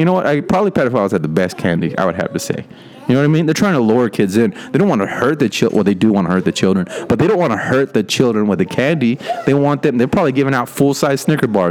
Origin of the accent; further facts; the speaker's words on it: Rio Grande Valley, Texas, United States; I grew up in the Rio Grande Valley, which is right near Mexico. It's the bottom point in Texas.